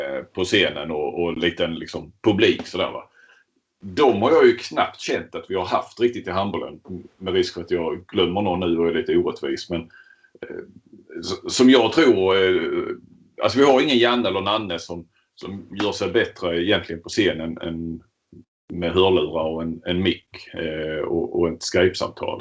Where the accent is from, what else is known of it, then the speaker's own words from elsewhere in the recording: Skåne, Sweden; vi är ju skåningar, det hörs. Vi sitter ju här i Helsingborg respektive Kristianstad